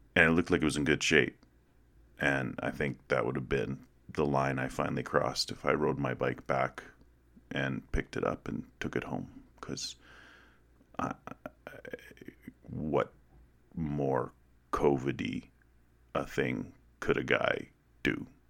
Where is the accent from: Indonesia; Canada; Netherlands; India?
Canada; Western Canada; moved away; I grew up in a small prairie town, one like so many hundreds of others in Western Canada